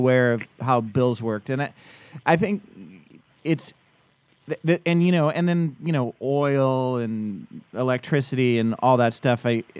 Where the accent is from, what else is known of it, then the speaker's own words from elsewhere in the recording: Massachusetts, United States; I grew up on the East Coast. It was freezing in Massachusetts